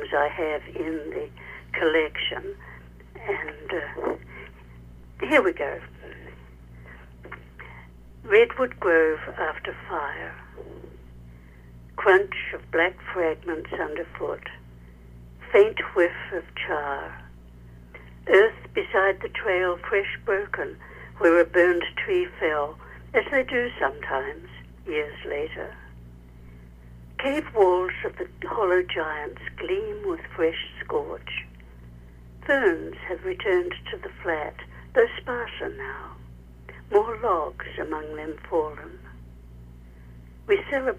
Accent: New Zealand; moved away as an adult; also born or lived in England; now in California, United States; I am originally a New Zealander. I left my home country when I was in my early 20s, lived in England for a while, and then came to California.

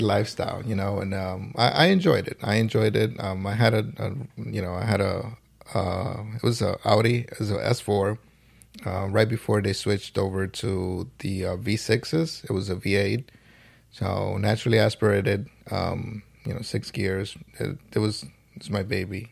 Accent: New York City, New York, United States; I am from the Boogie Down Bronx

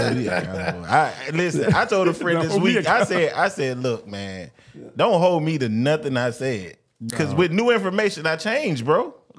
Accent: Florida, United States; I grew up in Florida. You know what I'm saying? I'm a Floridian.

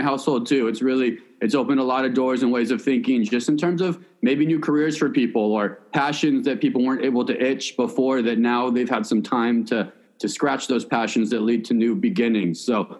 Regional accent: West Coast, United States; We grew up on the West Coast here

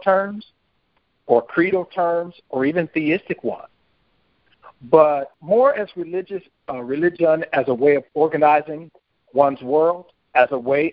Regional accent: Santa Ana, California, United States; moved away as an adult; also born or lived in Los Angeles, California; I grew up in Santa Ana, California, and I lived in Los Angeles as a child

